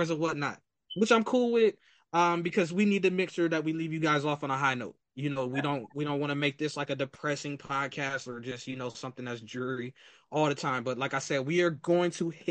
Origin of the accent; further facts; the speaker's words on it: Akron, Ohio, United States; we are both from Akron, Ohio